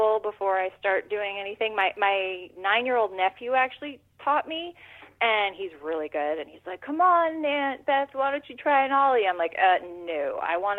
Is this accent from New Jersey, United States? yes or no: yes; New Jersey, United States; also born or lived in New York City; I am from New Jersey. I live in New Jersey. I grew up here